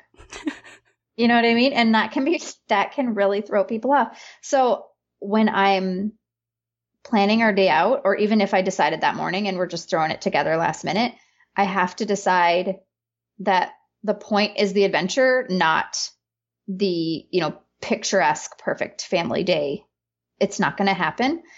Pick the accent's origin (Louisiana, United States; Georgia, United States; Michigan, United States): Michigan, United States; northern peninsula of; moved away as an adult; where I live and where I'm from, I've moved back to my hometown a couple years ago, is in the northern peninsula of Michigan.